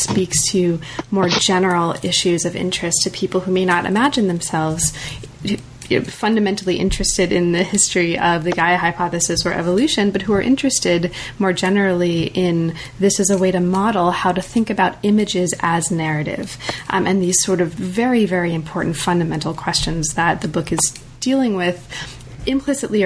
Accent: United States; I'm very American

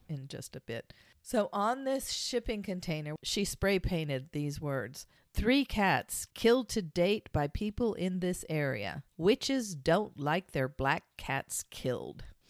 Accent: Kansas, United States; I'm from Kansas

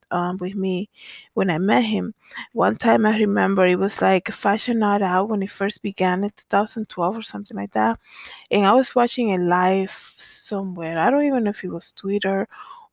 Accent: Dominican Republic; also born or lived in Bronx, New York City; now in Connecticut, United States; I grew up in the Dominican Republic

